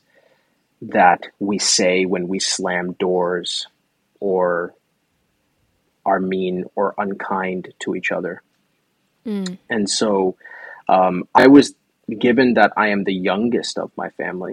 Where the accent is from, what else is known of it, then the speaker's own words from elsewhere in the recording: New York City, New York, United States; I come from the Bronx in New York. And it's an area of New York that, while I was growing up, was very friendly for me and friendly to me